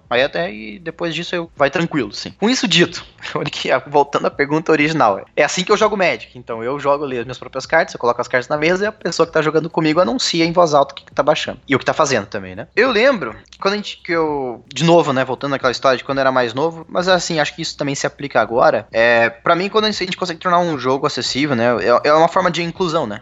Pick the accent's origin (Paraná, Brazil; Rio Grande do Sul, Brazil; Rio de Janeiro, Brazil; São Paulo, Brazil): Paraná, Brazil; Cascavel; moved away as an adult; also born or lived in Curitiba, Brazil; now in Belo Horizonte, Brazil; eu nasci em Curitiba, Paraná, né? E aí, quando eu tinha 4 anos de idade, eu me mudei para Cascavel